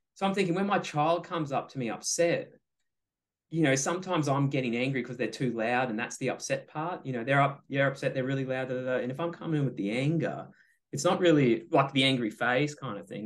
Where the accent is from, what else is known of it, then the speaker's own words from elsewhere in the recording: Australia; I'm Australian